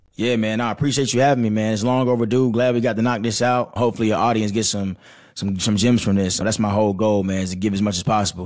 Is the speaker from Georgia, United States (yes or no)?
yes; Stone Mountain, Georgia, United States; I'm from Snow Mountain, Georgia.